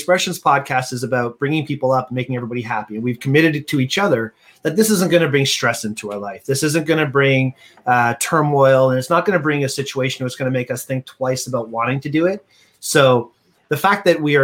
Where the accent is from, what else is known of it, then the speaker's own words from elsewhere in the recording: Canada; We're such Canadian